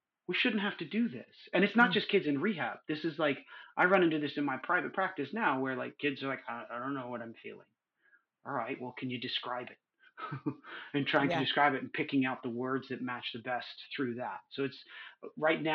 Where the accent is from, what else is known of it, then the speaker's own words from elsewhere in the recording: New York, United States; moved away as an adult; also born or lived in California; now in Southern California, United States; I grew up in New York